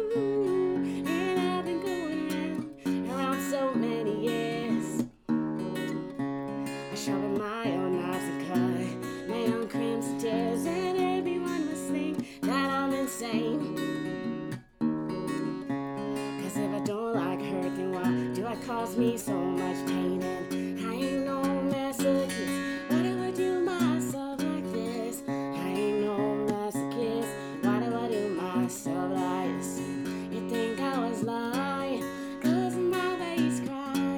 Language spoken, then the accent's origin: English; Maryland, United States; I'm from Maryland